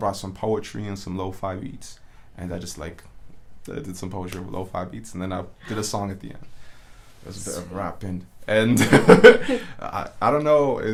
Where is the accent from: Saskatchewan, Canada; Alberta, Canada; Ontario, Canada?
Alberta, Canada; Edmonton; also born or lived in Cairo, Egypt / Toronto / Mississauga / Montreal; I'm from Millwoods, 57th Street. And I spent a lot of my life in Edmonton